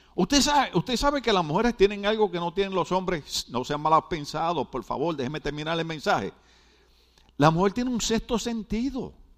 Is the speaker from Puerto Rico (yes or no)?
yes; Puerto Rico; now in Mexico; en Puerto Rico, en mi país